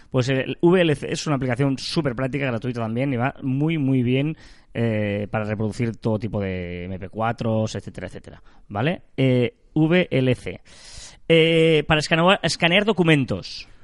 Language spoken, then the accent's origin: Spanish; Sabadell, Catalonia, Spain; los que somos de Sabadell